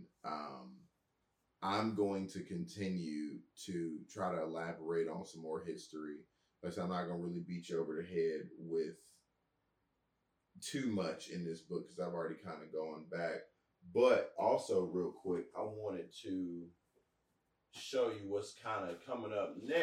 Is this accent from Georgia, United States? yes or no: yes; Georgia, United States; I'm from Georgia